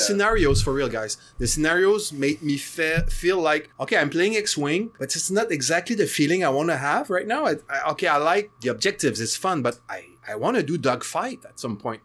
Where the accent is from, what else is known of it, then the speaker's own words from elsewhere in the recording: Canada; I'm Canadian